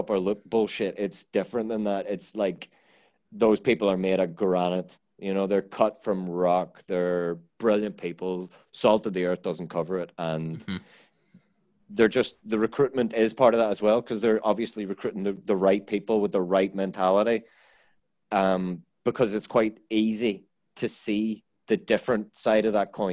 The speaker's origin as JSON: {"language": "English", "country": "Ireland", "said": "I'm Irish"}